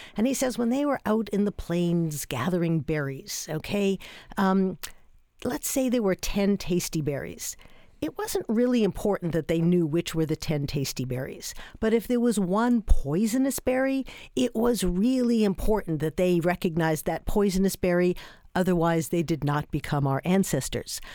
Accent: New York, United States; I'm from New York

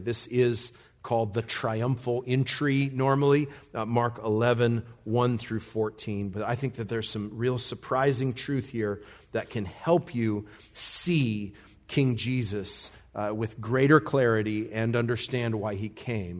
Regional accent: United States; as an American, a red blooded, big time American

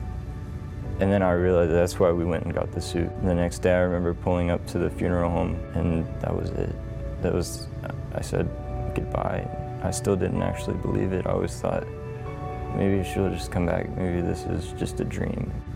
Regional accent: Houston, Texas, United States; also born or lived in Hawaii; I was born in Hawaii because my dad was in the Army. And when I was 3, we moved back to Houston

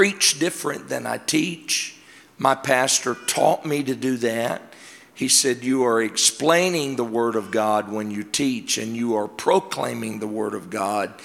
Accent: Georgia, United States; I'm from Georgia

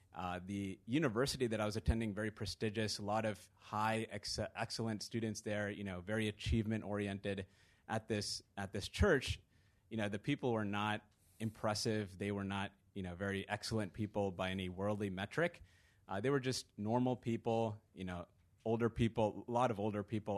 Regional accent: Virginia, United States; moved away as an adult; also born or lived in London; I grew up in Virginia

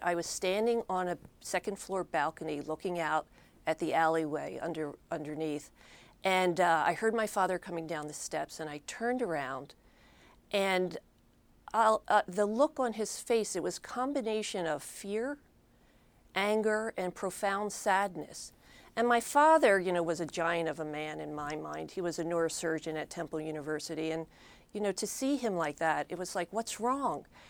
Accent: Philadelphia, Pennsylvania, United States; I grew up in Philadelphia

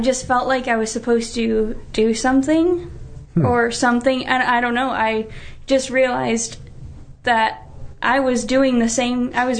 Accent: North Carolina, United States; I grew up in the South. I'm from North Carolina.

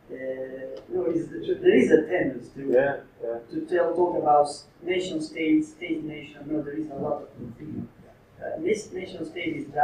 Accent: Sardinia, Italy; moved away; I'm not English, I'm Italian. Uh, I'm from Sardinia.

